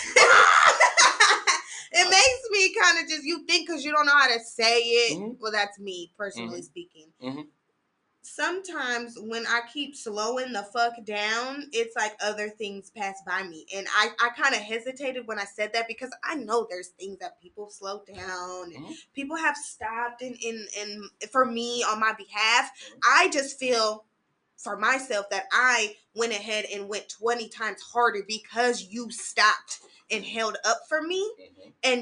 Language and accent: English; Sacramento, California, United States; moved away as an adult; now in Los Angeles, United States; I'm a Sacramento baby